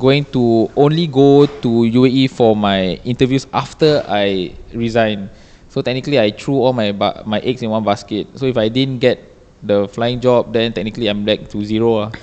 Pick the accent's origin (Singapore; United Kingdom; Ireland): Singapore; typical Singaporean